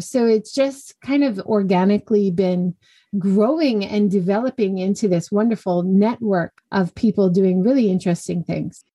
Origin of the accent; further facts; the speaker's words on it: Hawaii, United States; moved away as an adult; also born or lived in California / Kyushu, Japan; now in Hiroshima, Japan; I grew up in Hawaii, went to university in California, came to Japan just after